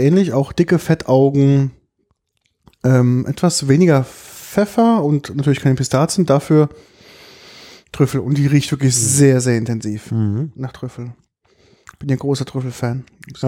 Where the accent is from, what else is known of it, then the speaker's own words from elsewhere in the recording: Germany; bei uns in Deutschland